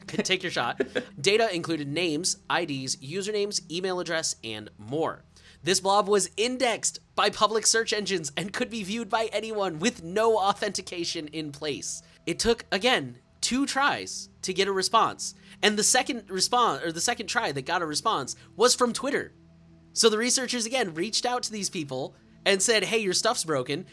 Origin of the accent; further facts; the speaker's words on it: United States; I'm American.